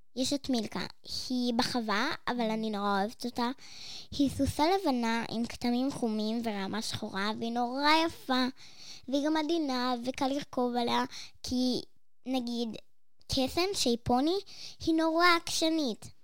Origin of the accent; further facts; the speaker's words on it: Be'er Milka, Southern District, Israel; אני גר בבאר מילכה